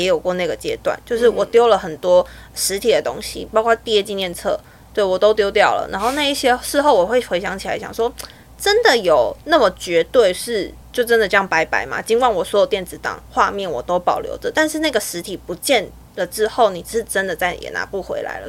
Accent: Taiwan; 我是台湾的极简主义者

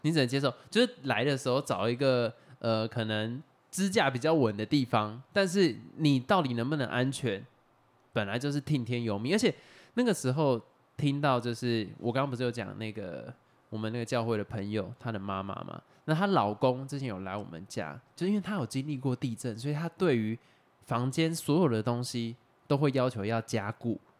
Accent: Xinwu, Taoyuan, Taiwan; 像我们小时候在新屋长大的，那个时候有很多在养猪哦，或者养鸡

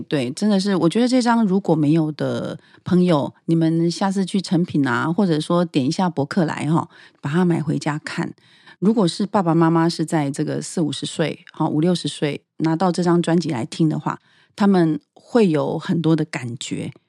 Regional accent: Taiwan; 因为我们在台湾这个很自由的土地上，其实我父亲哦，是外省人，他是四川人，嗯。这是我的养父。我的母亲是台湾人，哦，是高雄人

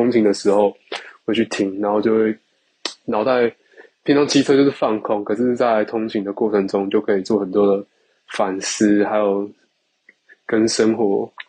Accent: Kaohsiung, Taiwan; 我是来自高雄的

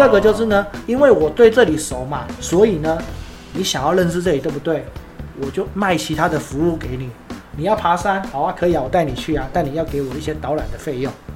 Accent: Taiwan; moved away as an adult; also born or lived in Panama; 我们是台湾人

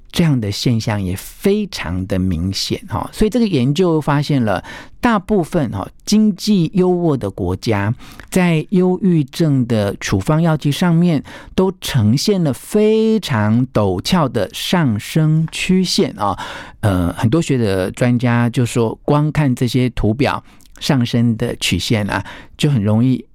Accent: the mountains of Taichung, Taiwan; 因为我小时候曾经住过台中的山上

